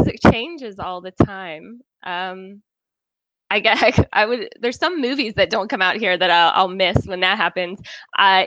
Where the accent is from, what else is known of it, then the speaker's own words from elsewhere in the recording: Norfolk, Virginia, United States; moved away as an adult; also born or lived in Roanoke, Virginia / Richmond, Virginia / Galway, Ireland; now in Edinburgh, United Kingdom; I'm from Norfolk, Virginia, born and raised there